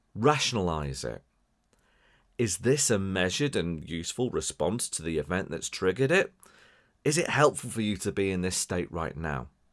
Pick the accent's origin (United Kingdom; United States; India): United Kingdom; Wirral, North West England; accent: Scouse; As, as much as I sound scouse and from Liverpool, I'm not from Liverpool, right? So I'm from the other side of the water, right? Across the River Mersey